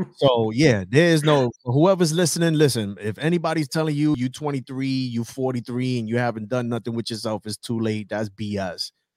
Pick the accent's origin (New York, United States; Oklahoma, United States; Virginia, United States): New York, United States; New York City; moved away as an adult; I am originally from the South Bronx, New York